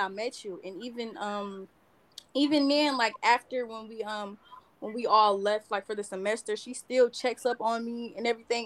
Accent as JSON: {"language": "English", "town": "Detroit", "region": "Michigan", "country": "United States", "said": "I'm from Detroit"}